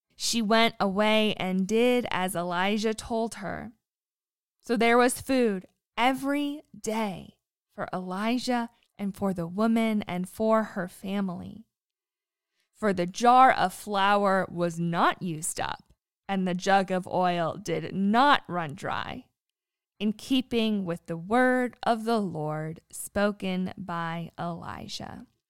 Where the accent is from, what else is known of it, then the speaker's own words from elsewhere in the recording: United States; now in Southwest Virginia, United States; I was born on Lake Erie and now live in Southwest Virginia with my husband and dog